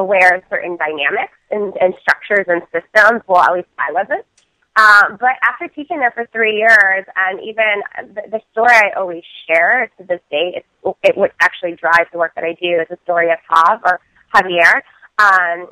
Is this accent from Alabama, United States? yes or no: no; Colorado Springs, Colorado, United States; moved away as an adult; Growing up in Colorado Springs, Colorado, and in the community that I grew up there